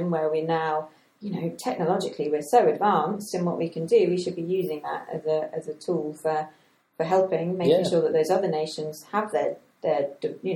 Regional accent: Gibraltar; moved away; I grew up in Gibraltar

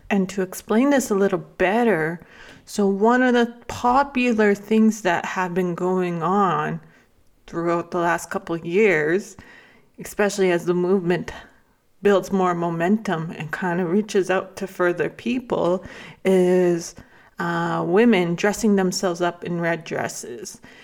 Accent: Lac La Biche, Alberta, Canada; moved away as an adult; also born or lived in Bigstone Cree Nation (family origin); I grew up in La Club-Bixa, Alberta

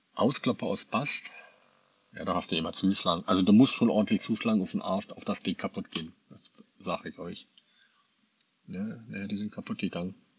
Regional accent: Angermünde, Brandenburg, Germany; moved away; Bekannte aus Angermünde auch, aus meiner alten Heimat

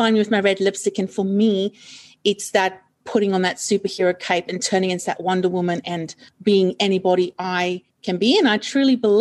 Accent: Johannesburg, Gauteng, South Africa; now in Australia; I grew up in South Africa, in Johannesburg, South Africa.

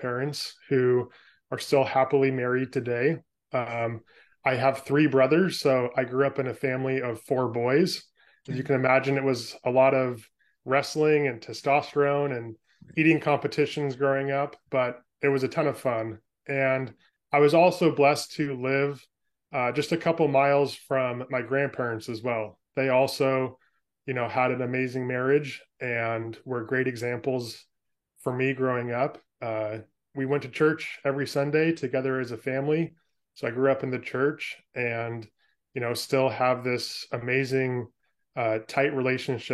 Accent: Bay Area, California, United States; born or raised there; moved away as an adult; now in Portland, United States

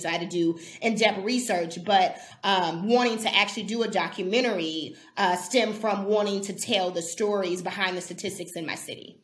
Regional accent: Milwaukee, Wisconsin, United States; also born or lived in California; now in Milwaukee, United States; I was born um, and raised in Milwaukee

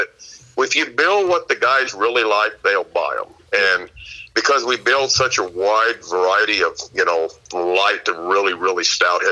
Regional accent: near Yuba City, California, United States; my hometown, it's in Yuba City

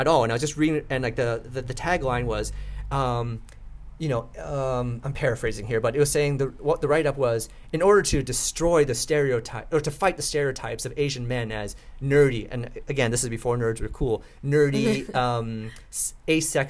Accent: Vancouver, British Columbia, Canada; also born or lived in Vietnam; I grew up in East Vancouver, and I sometimes would play road hockey on the residential streets of East Vancouver

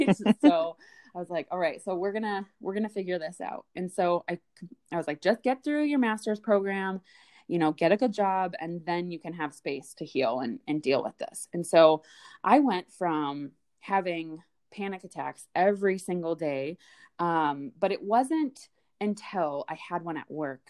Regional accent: Midwest, United States; born and raised in the Midwest

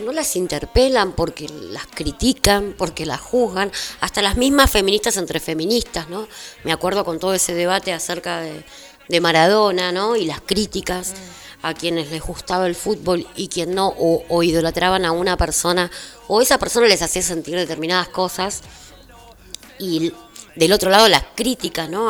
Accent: General Las Heras, Buenos Aires Province, Argentina; yo soy de las Heras, trabajo en Merlo, pero soy de las Heras

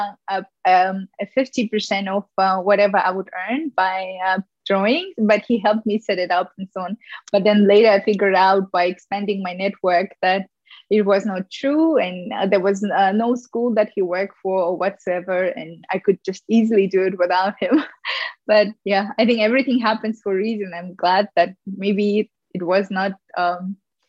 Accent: Ufa, Bashkortostan, Russia; moved away as an adult; also born or lived in New York; growing up in Russia

